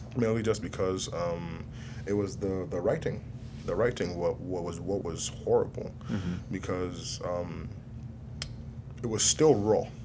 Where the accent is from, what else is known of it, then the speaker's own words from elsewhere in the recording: Nigeria; I'm Nigerian